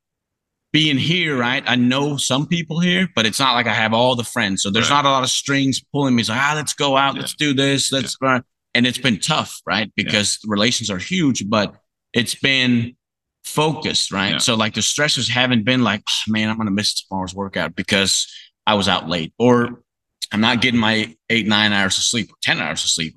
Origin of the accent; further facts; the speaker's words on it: Faroe Islands, Denmark; moved away as an adult; I'm from Denmark. It doesn't really get that hot.